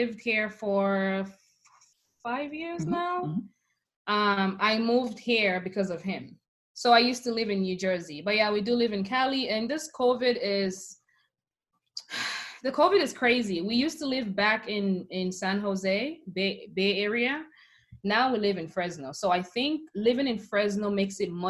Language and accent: English; Sierra Leone; moved away as an adult; now in United States; when you growing up in Africa, you just know you're Black